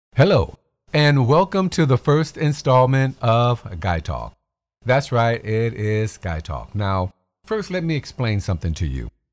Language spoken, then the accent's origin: English; Chicago, Illinois, United States; I'm from Chicago